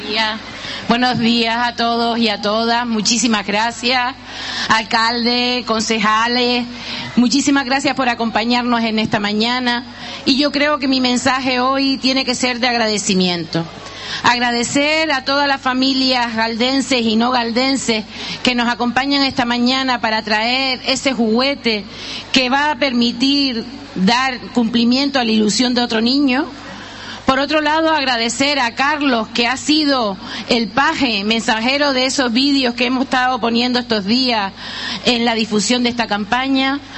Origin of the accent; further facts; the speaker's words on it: Gáldar, Canary Islands, Spain; la solidaridad de mi pueblo